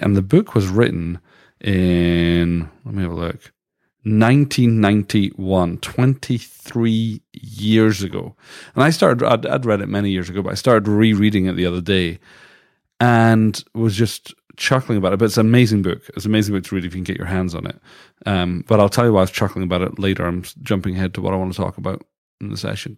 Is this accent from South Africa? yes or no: no; United Kingdom; moved away as an adult; now in Canada; as a British person, we never had Thanksgiving. So when I moved to Canada first